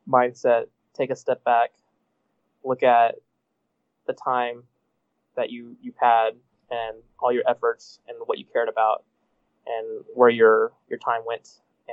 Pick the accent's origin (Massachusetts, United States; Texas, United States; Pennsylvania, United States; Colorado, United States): Texas, United States; moved away; my family's in Texas and I'm from Texas